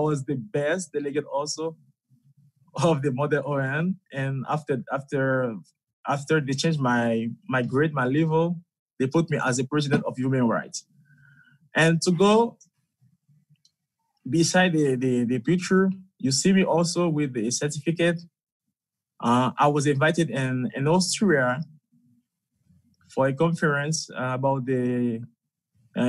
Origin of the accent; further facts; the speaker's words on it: Haiti; now in Russia; I'm from Haiti. It's a country in the Caribbean Sea.